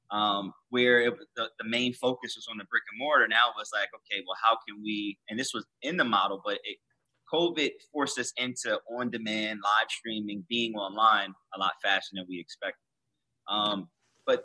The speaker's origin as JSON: {"language": "English", "town": "Trenton", "region": "New Jersey", "country": "United States", "said": "we're both from Trenton, New Jersey"}